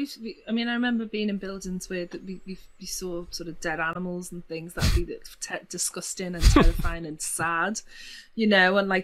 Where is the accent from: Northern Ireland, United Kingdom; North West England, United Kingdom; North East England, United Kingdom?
North West England, United Kingdom; Liverpool; I'm from Liverpool